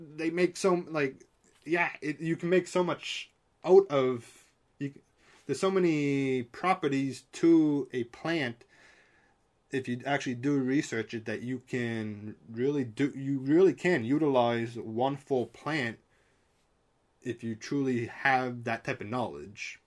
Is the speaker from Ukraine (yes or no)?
no; Canada; I'm Canadian